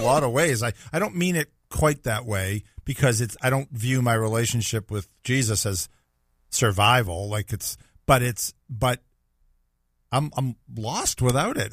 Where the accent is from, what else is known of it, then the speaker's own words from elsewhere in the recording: Boston, Massachusetts, United States; now in Jacksonville, United States; I'm from Boston, that I'm a Patriots fan